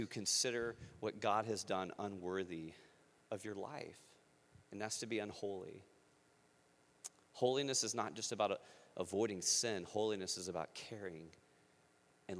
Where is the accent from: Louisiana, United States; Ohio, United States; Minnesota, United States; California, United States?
Louisiana, United States; moved away as an adult; also born or lived in Western China; now in Iowa, United States; I'm a redneck from Louisiana